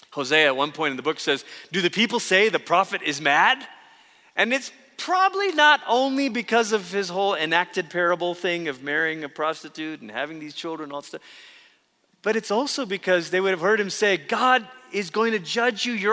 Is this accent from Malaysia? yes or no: yes; Malaysia; moved away; as a kid growing up in Malaysia